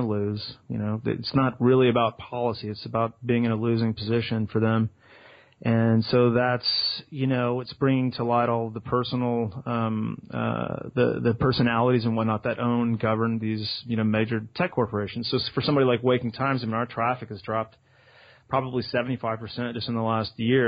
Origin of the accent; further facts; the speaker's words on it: Austin, Texas, United States; I'm from Austin, Texas